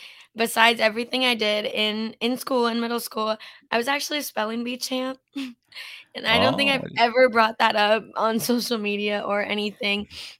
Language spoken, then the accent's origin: English; Canada; And I grew up in Canada as well. We're both Canadian. And when I was a little girl, you know, growing up in a small town in Canada